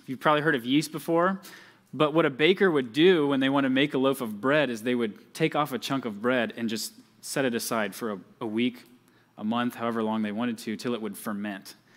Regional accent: Georgia, United States; moved away; I'm from Georgia, just like Pastor Jacob

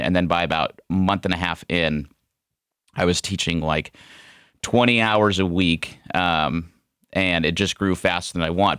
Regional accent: Ohio, United States; also born or lived in Scottsdale, Arizona; we moved home back to Ohio

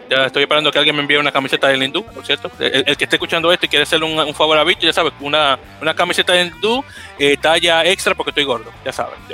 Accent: New York City, New York, United States; yo soy del Blue porque soy de la ciudad, no soy de esa parte, que está en la parte norte ya llegando en el, condado de Westchester, que ya está fuera la ciudad de Nueva York

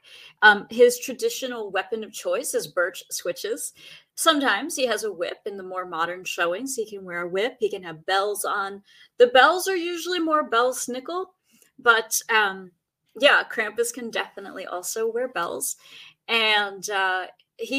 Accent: Pennsylvania Dutch area, United States; I grew up in the Pennsylvania Dutch area, and we knew what Belsnickel was because that was part of our tradition in Pennsylvania

